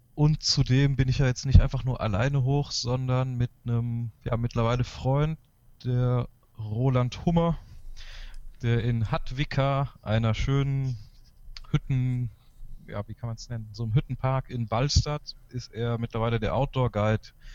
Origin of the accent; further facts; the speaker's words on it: Galicia, Spain; moved away; also born or lived in Chile; also ich bin in Galicien aufgewachsen, das ist auch eher die raue Gegend von Spanien danach in Chile gelebt